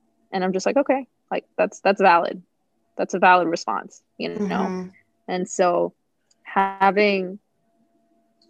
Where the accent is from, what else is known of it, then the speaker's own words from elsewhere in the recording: Southern Louisiana, United States; moved away; I grew up in Southern Louisiana.